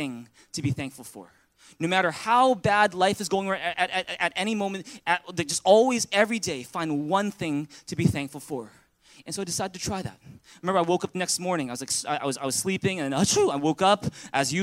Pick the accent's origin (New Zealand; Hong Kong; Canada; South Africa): Canada; Vancouver, British Columbia; first language English; also born or lived in Taiwan; I was born here in Vancouver. I was born in Richmond General Hospital, just a couple blocks down the road. And, you know, I grew up speaking English.